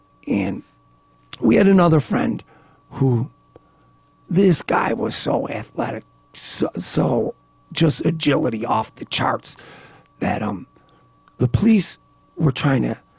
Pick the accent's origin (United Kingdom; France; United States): United States; Niagara Falls; growing up in Niagara Falls, like I said, the subject matter became part of my life as early as a 15-year-old attending high school basketball games.